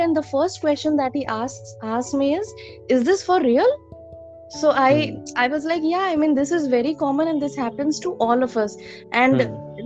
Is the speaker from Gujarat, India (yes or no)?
yes; Rajkot, Gujarat, India; moved away as an adult; now in Ahmedabad, India; My parents are from Rajkot. So my parents are still there. I studied my schooling and my bachelor's is done from Rajkot